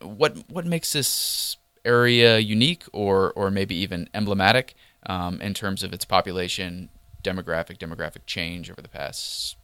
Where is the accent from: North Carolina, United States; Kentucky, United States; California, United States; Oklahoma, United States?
Kentucky, United States; Lexington; moved away; We're recording today in Lexington, Kentucky, my hometown